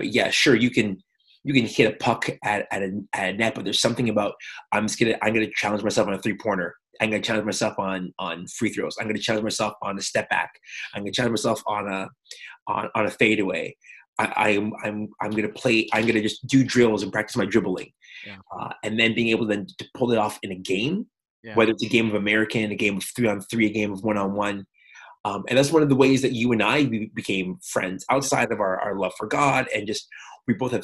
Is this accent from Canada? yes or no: yes; Montreal, Quebec, Canada; growing up in Montreal, both of us were Quebecers